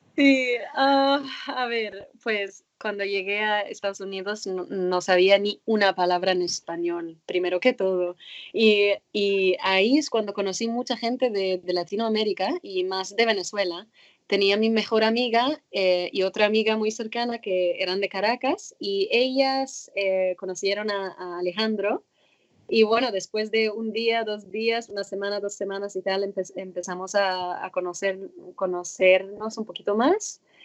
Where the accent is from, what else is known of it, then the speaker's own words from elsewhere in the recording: Cairo, Cairo Governorate, Egypt; moved away as an adult; now in United States; nací en Cairo, en Egipto. Empecé con el nado sincronizado en mi club en Cairo cuando tenía 12, eh, no, 8, 7, 8 años